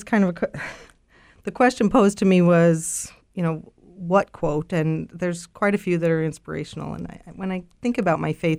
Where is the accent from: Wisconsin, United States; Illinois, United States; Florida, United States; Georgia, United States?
Illinois, United States; Chicago; I grew up on the South Side of Chicago.